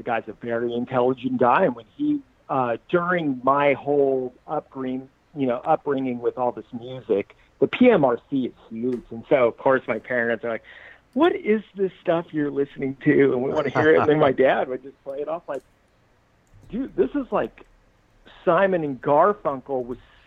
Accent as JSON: {"language": "English", "town": "Costa Mesa", "region": "California", "country": "United States", "tie": "born or raised there", "also_born_or_lived": "Bay Area / Laguna Hills", "said": "Growing up in Costa Mesa"}